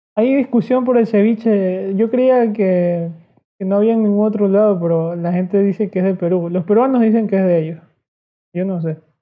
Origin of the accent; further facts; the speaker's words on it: Ecuadorian coast, Ecuador; solo somos aquí costeños